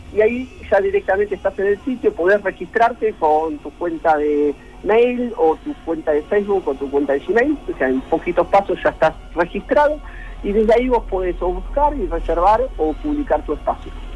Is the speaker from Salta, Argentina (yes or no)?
no; Mar del Plata, Buenos Aires Province, Argentina; somos todos de Mar del Plata